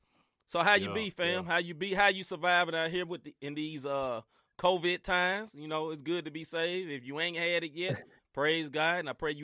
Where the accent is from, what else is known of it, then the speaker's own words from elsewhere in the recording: Memphis, Tennessee, United States; Bro, it shut my hometown down. Shut it down, brother. We only get, Memphis got 1 million people in it